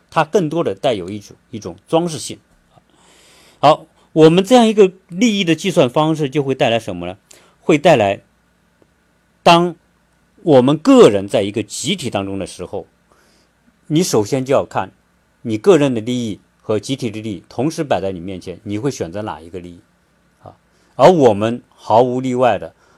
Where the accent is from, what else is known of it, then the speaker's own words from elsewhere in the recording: China; moved away as an adult; also born or lived in Zhuhai; now in United States; 我们中国人喜喜欢玩小聪明